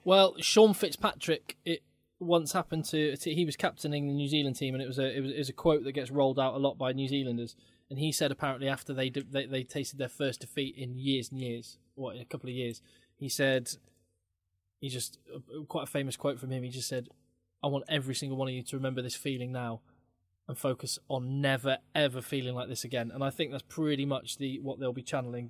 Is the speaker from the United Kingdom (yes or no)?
yes; England, United Kingdom; even as an Englishman